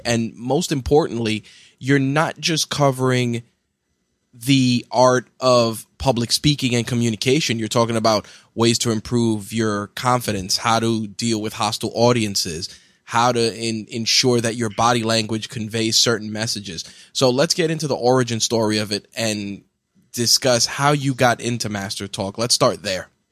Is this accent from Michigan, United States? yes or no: no; New York, United States; As a New Yorker